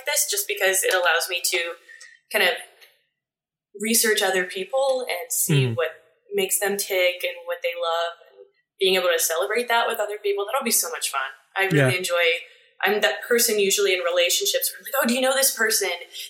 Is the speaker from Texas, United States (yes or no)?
no; Steubenville, Ohio, United States; now in Columbus, United States; I grew up in Steubenville, Ohio, which is the easternmost part of Ohio.